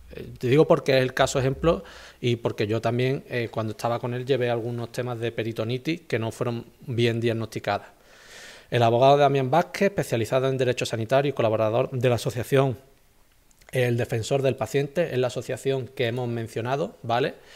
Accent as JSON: {"language": "Spanish", "town": "Ronda", "region": "Andalusia", "country": "Spain", "said": "yo soy de Ronda"}